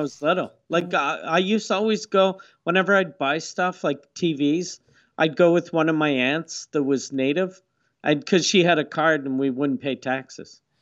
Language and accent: English; Quebec City, Quebec, Canada; I grew up in Quebec City